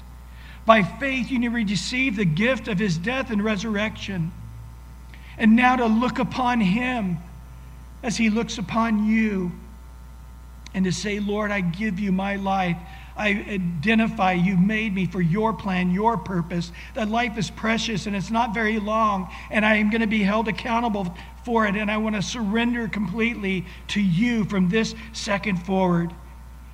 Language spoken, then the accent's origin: English; Visalia, California, United States; my Sunday school teacher growing up in Visalia, California, Mrs. Stoops